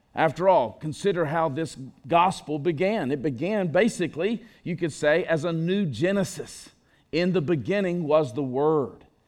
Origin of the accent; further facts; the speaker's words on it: Enterprise, Alabama, United States; my hometown. You laugh. Of Enterprise, Alabama